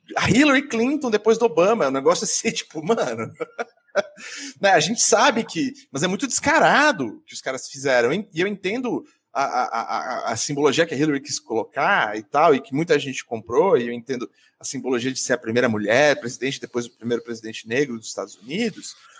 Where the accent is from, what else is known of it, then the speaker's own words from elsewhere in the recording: Central-West Brazil, Brazil; now in São Paulo, Brazil; isso é o Oeste do Brasil, onde eu cresci